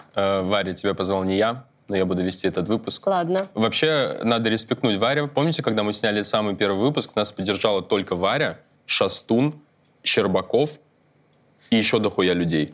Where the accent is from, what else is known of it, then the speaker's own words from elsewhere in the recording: Almaty, Kazakhstan; moved away; я учился в детстве в Алмате